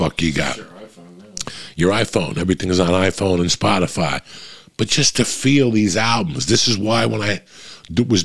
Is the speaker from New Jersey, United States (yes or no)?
yes; North Bergen, New Jersey, United States; I grew up in North Bergen, New Jersey